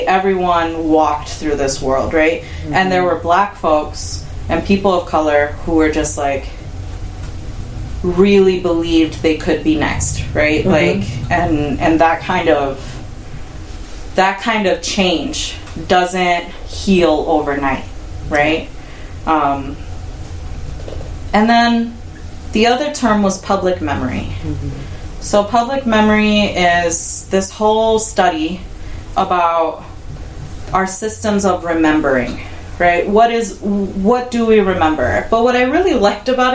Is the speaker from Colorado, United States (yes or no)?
no; Chicago, Illinois, United States; I grew up in Chicago